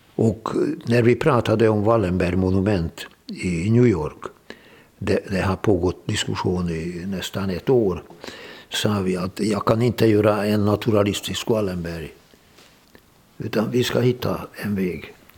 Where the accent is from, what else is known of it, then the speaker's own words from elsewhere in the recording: Hungary; moved away as an adult; also born or lived in Budapest / Donbas, Ukraine; now in Sweden; Jag är född i Ungern, tjugosex.